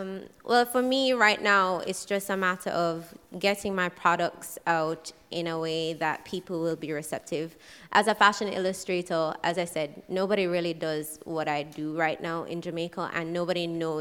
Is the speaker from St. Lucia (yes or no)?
yes; St. Lucia; I'm from St. Lucia.